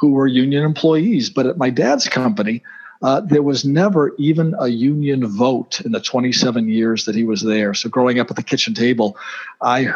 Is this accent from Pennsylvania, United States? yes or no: no; Boston, Massachusetts, United States; because of my accent, I was born and bred in Boston.